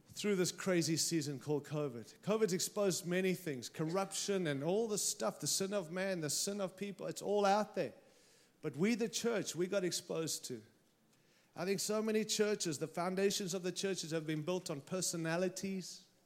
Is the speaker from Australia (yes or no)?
yes; Australia; now in United States; I arrived here with my Aussie passport and I came in as an Aussie